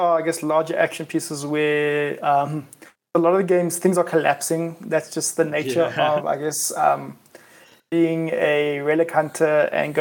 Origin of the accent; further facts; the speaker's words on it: South Africa; I am South African